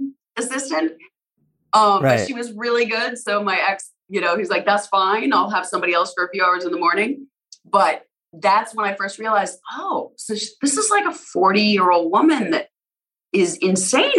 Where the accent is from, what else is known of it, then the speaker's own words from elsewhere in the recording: Alberta, Canada; now in United States; I'm American now too, but I grew up in Canada, in Alberta